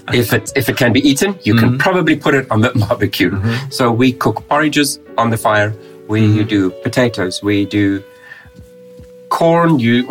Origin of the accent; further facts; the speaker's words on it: South Africa; now in Russia; I'm South African